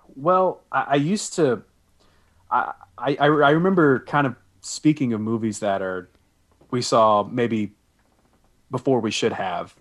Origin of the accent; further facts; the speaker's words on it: the South, United States; I was born and raised in the South, so beach music is a very big thing around here